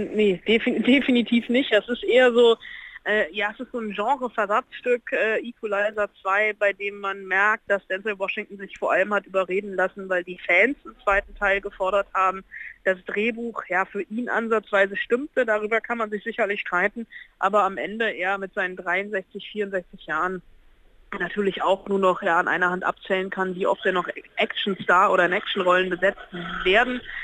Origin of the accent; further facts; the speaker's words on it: Berlin, Germany; wir ähm, Berliner